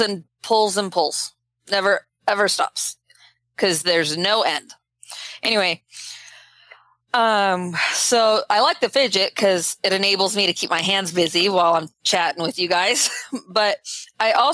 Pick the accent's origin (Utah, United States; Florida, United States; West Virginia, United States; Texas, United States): Utah, United States; I'm from Utah and we don't have orange trees in Utah